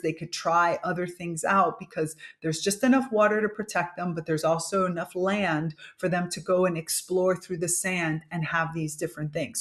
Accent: Miami, Florida, United States; My parents are Cuban, but I was grow, grew up in Miami, Florida, which is basically North Cuba

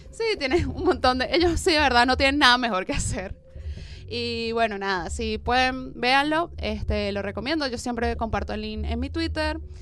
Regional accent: Venezuela; now in Argentina; yo soy venezolana

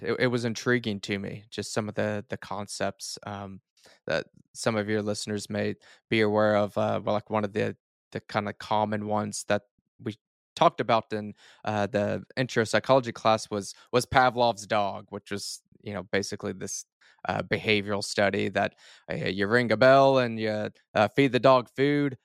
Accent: Duncan, Oklahoma, United States; southern Oklahoma is kind of where I was born and raised

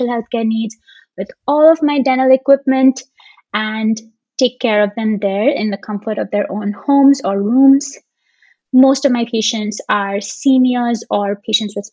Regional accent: Dubai, United Arab Emirates; moved away as an adult; also born or lived in India / Seattle, Washington; now in Bay Area, United States; So Dubai is still home for me in a lot of ways. That's where I grew up.

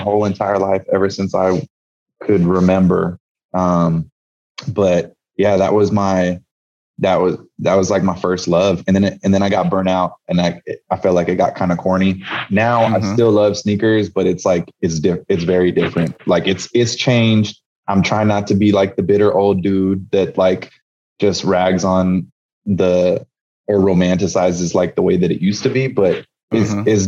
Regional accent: San Jose, California, United States; I grew up in the Bay Area in San Jose, California.

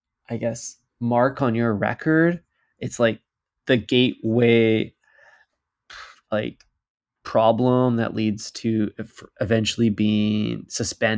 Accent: Canada; we are the Canadian consumer

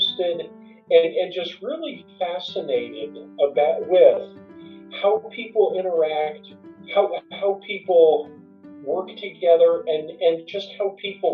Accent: Morris County, New Jersey, United States; now in Montclair, United States; I grew up in New Jersey. So I am a born and bred New Jersey guy. Grew up in Morris County

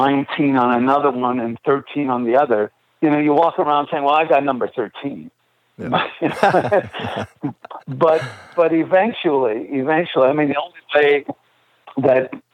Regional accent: Montreal, Quebec, Canada; Growing up in Montreal, we obviously had, you know, French

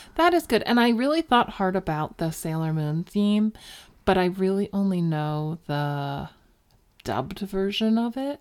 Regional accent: Philadelphia suburbs, Pennsylvania, United States; I grew up in Philly. I grew up in the Philly suburbs. Delco, represent.

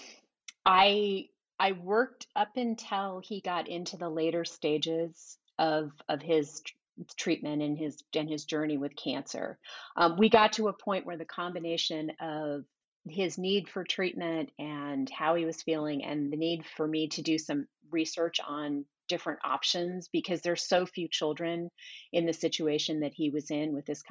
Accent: San Jose, California, United States; moved away as an adult; also born or lived in Portland; now in Sacramento, United States; I grew up in San Jose

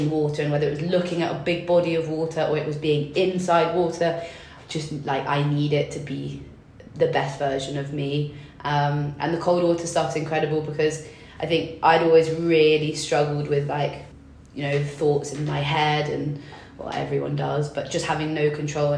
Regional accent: England, United Kingdom; also born or lived in London; I grew up in England

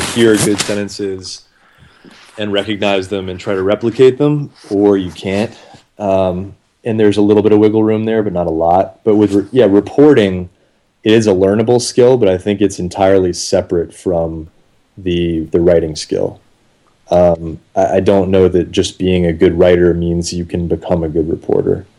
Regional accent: Atlanta, Georgia, United States; moved back to Atlanta within about a year. I'm from Atlanta

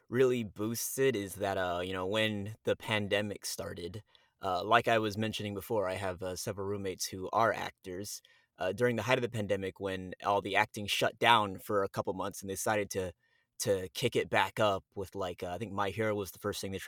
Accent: Miami, Florida, United States; moved away as an adult; also born or lived in New York; now in Texas, United States; I was raised in Miami.

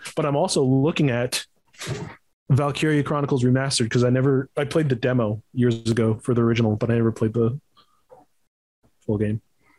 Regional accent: Canada; made in Montreal, in my home country.

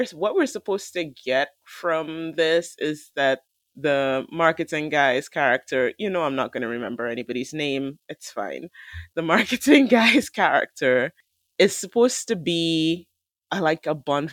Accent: Trinidad & Tobago; I am from Trinidad.

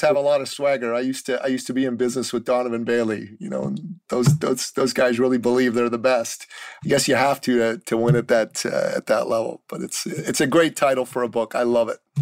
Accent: Iran; moved away; I'm a Christian from the Middle East. I'm from Iran. After the mm. Islamic Revolution, my family decided it would be better for us to live in the West

